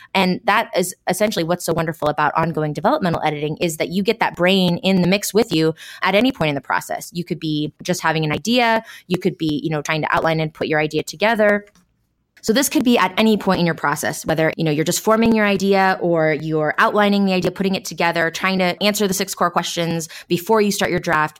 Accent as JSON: {"language": "English", "region": "Washington", "country": "United States", "said": "we're all from Washington and we met in Central Washington"}